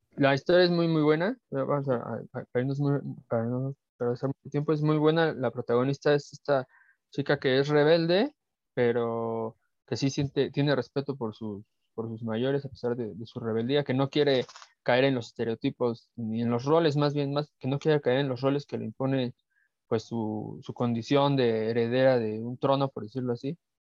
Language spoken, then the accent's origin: Spanish; Mexico; a nosotros como mexicanos